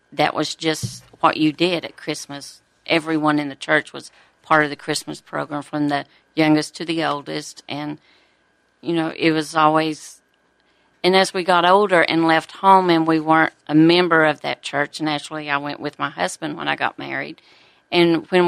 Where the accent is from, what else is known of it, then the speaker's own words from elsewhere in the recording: United States; I grew up in the Wolf Creek area, just right inside the North Carolina, Tennessee, Georgia area.